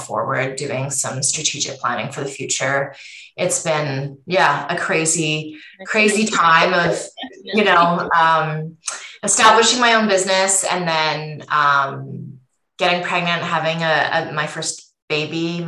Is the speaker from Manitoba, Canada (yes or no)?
no; Vancouver, British Columbia, Canada; moved away as an adult; also born or lived in Toronto; I'm originally from Vancouver